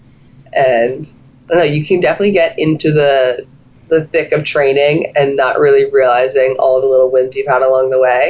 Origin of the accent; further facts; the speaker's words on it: Florida, United States; We're from Florida. It snows there.